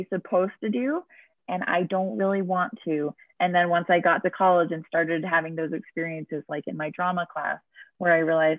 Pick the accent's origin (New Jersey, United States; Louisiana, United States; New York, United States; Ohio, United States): New Jersey, United States; I grew up in New Jersey